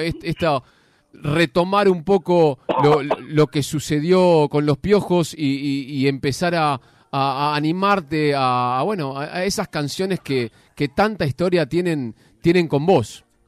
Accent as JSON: {"language": "Spanish", "town": "Ciudad Jardín Lomas del Palomar", "region": "Buenos Aires Province", "country": "Argentina", "said": "yo soy de Ciudad Jardín"}